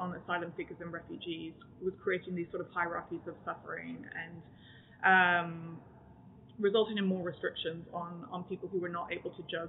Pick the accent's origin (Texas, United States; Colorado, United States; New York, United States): Texas, United States; also born or lived in Canada; despite my accent, I actually grew up in Texas, I was born in Canada, so I had this transnational upbringing across countries